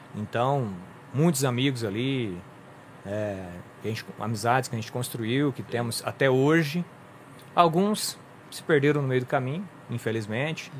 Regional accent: São Joaquim da Barra, São Paulo, Brazil; nasci aqui em São Joaquim da Barra

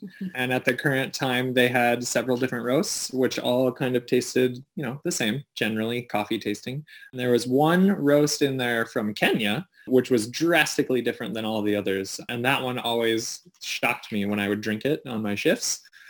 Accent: South Dakota, United States; born or raised there; now in Sioux Falls, United States

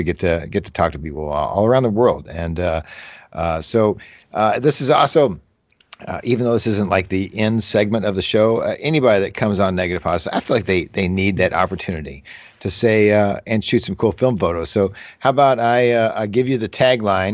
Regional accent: Kentucky, United States; accent: Kentucky; my Kentucky accent

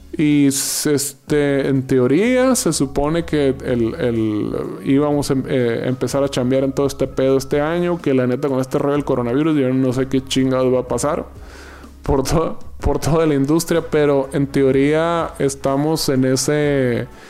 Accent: Yaqui Valley, Sonora, Mexico; now in Mexico City, Mexico; del Valle del Yaqui, ser sonorense

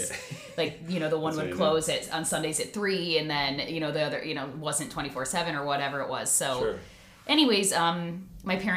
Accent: Concord Township, Ohio, United States; also born or lived in Toledo, Ohio; I grew up in Concord Township, went to Riverside High School, and then, you know, after college, stayed in this area

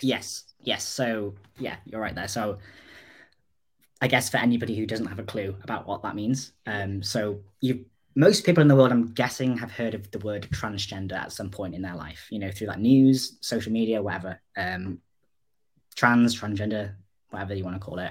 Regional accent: North Wales, United Kingdom; I'm 29 and I'm from North Wales

